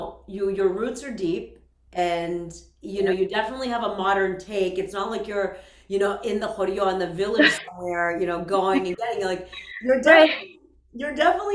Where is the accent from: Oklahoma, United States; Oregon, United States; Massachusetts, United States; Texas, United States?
Massachusetts, United States; Worcester; And I, for me, growing up in Worcester, like we have the same hometown, I was spent all my time in the church.